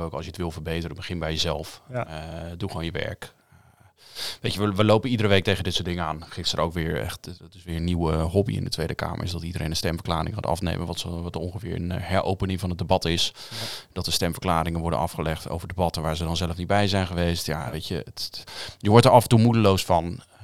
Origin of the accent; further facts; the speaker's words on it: Westland, South Holland, Netherlands; Ik kom uit het Westland